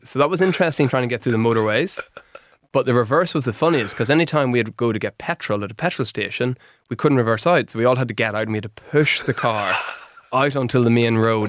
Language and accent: English; Warrenpoint, Northern Ireland, United Kingdom; also born or lived in Belfast; I grew up in Warren Point, up in County Dublin